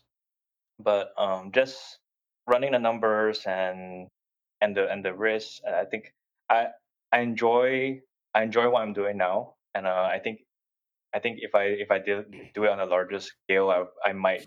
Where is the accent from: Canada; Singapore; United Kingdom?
Singapore; moved away; I grew up in Singapore.